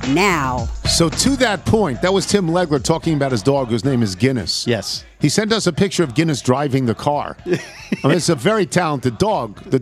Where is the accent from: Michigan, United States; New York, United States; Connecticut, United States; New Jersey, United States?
New York, United States; Baldwin; I grew up in Baldwin, and Baldwin is where my cousins Alan and Nancy grew up